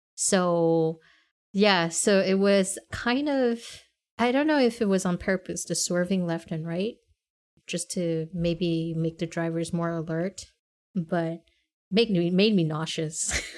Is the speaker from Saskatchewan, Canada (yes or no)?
no; Montreal, Quebec, Canada; we said Montreal.